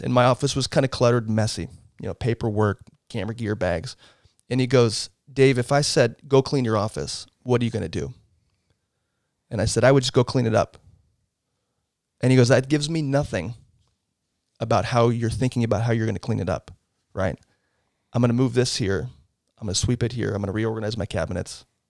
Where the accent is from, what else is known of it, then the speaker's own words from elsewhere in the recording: Portland, Oregon, United States; moved away; I grew up in Southeast Portland. Um, lived there, uh, until I was nineteen